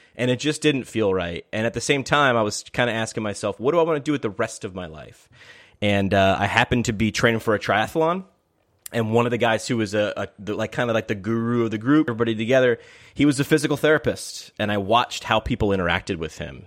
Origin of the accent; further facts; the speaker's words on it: Poughkeepsie, New York, United States; moved away; my hometown in up, upstate New York in Poughkeepsie